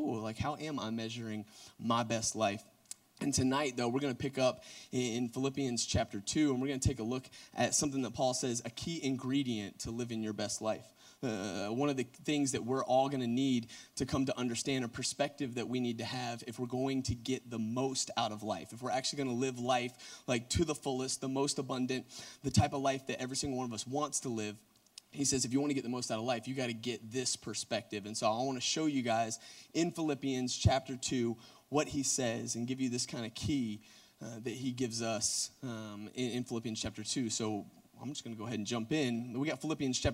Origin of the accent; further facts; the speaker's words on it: Gwinnett County, Georgia, United States; South Gwinnett, like Reed Moore. So, like, that's actually where I went to high school